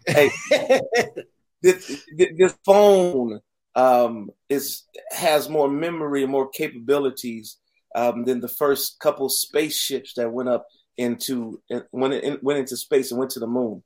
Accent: Youngstown, Ohio, United States; moved away; Born and raised in Youngstown, Ohio, on the south side

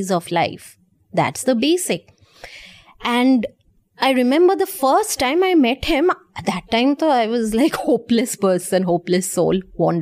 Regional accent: India; I'm from India

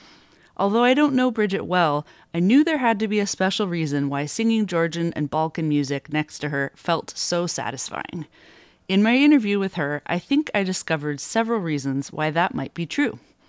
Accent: San Francisco, California, United States; now in Seattle, United States; While I was indeed born in San Francisco, California, and one could technically say that I'm from the Bay Area, I currently live in Seattle, Washington, which is two states north of California.

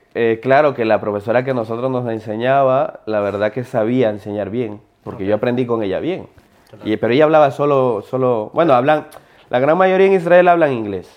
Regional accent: Ecuador; now in Spain; yo soy judío, vivo en España, pero igual sigo siendo ecuatoriano

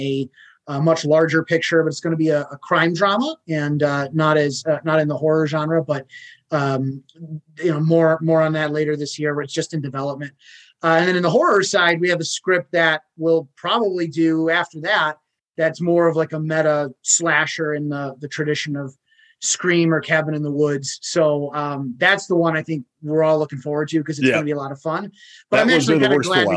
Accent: Chicago, Illinois, United States; I'm from Chicago

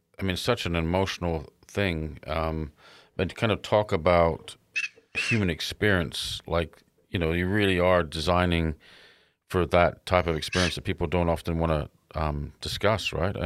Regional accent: Brighton, South East England, United Kingdom; I was born in Brighton in Sussex, on the south coast

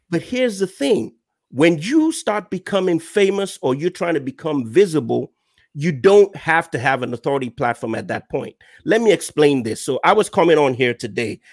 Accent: Nigeria; moved away as an adult; now in United States; I'm a Nigerian uh, by birth. Uh, I moved to the U.S. about two years ago

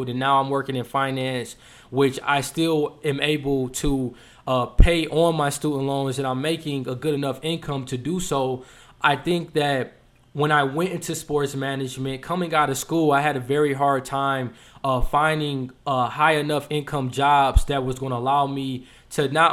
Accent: Michigan, United States; moved away as an adult; also born or lived in Ohio; I was an out-of-state resident, so I'm originally from Michigan

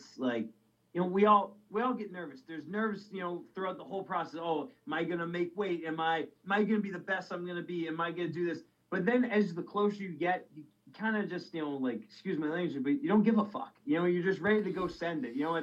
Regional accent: Mashpee, Massachusetts, United States; I was born in Mashpee, so I have the Cape Cod connection

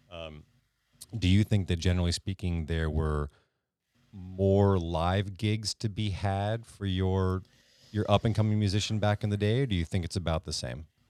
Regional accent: Connecticut, United States; born or raised there

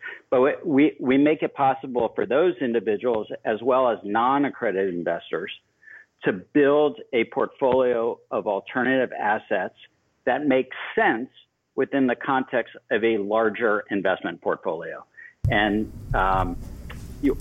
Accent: Miami, Florida, United States; growing up in Miami, Florida, in the 80s

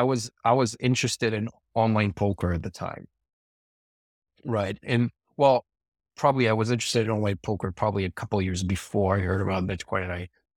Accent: Israel; now in United States; I'm originally from Israel.

